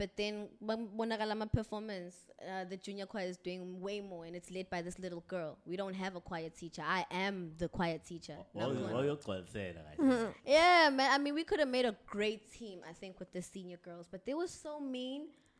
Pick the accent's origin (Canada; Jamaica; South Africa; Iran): South Africa; Umlazi, KwaZulu-Natal